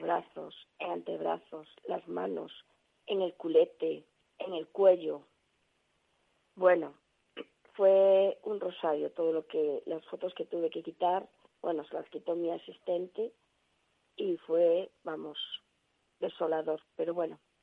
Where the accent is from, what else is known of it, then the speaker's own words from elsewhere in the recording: Galicia, Spain; aquí en mi pueblo